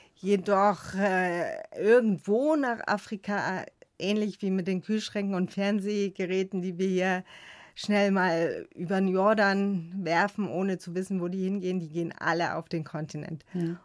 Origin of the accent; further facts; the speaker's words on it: Chemnitz, Saxony, Germany; als Kind in Chemnitz an der Körperbehindertenschule